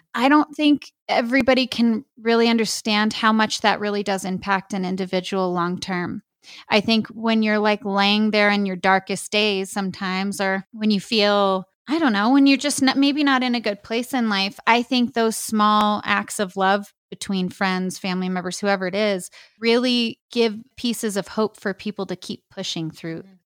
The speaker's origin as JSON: {"language": "English", "region": "New Mexico", "country": "United States", "tie": "born or raised there", "said": "I'm from New Mexico. I've been here my whole life, never lived anywhere else."}